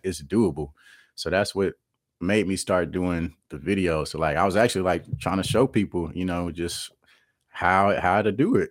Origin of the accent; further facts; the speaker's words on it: Kansas City, Missouri, United States; I'm from Kansas City, Missouri, born and raised